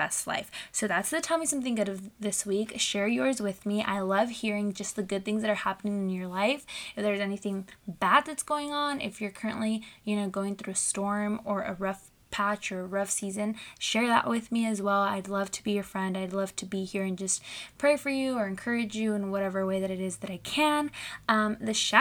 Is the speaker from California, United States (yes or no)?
yes; Southern California, United States; I'm 21. I'm from Southern California